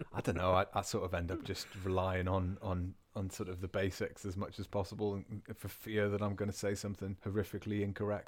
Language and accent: English; England, United Kingdom; first language English; also born or lived in Bavaria, Germany; now in Germany; I am English. In fact, I think it's the northern genetics that does it for me.